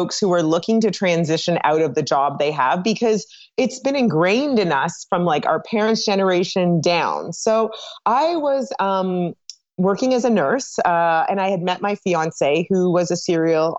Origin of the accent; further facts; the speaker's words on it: Toronto, Ontario, Canada; moved away as an adult; now in Atlanta, United States; From Toronto, Canada, moved here about 9 years ago